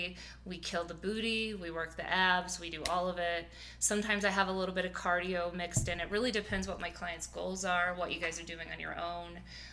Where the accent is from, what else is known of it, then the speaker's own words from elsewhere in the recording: Midwest, United States; I mean, I'm a big meat eater. We're both from the Midwest.